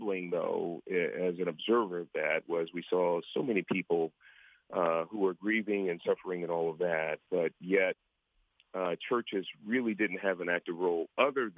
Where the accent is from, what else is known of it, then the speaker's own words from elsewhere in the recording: San Francisco, California, United States; also born or lived in San Jose; I was born and raised in San Francisco in abject poverty, so Hunters Point project housing